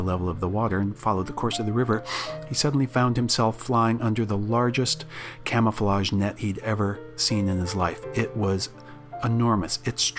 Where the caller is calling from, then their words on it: Menlo Park, California, United States; I'm calling in from Menlo Park, California